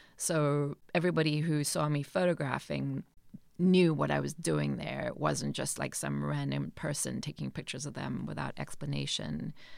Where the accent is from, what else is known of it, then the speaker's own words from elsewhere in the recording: Johannesburg, Gauteng, South Africa; also born or lived in rural Eastern Cape, South Africa; now in Cape Cod, United States; moved to Johannesburg, um, where my father taught at another university there